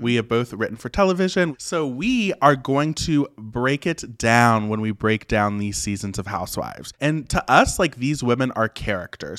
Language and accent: English; West Virginia, United States; I was born and raised in West Virginia, super small town, super rural area.